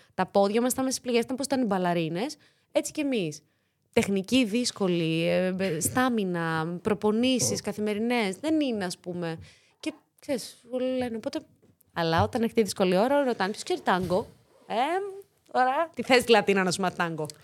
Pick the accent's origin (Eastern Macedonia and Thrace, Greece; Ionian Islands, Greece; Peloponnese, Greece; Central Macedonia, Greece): Central Macedonia, Greece; Thessaloniki; first language Greek; moved away as an adult; also born or lived in Corfu; now in Athens, Greece; Θεσσαλονικιά είμαι. Γεννήθηκα, μεγάλωσα στη Θεσσαλονίκη